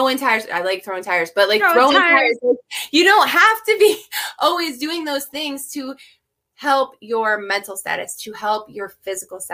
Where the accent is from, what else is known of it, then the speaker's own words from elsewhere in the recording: United States; we as an American society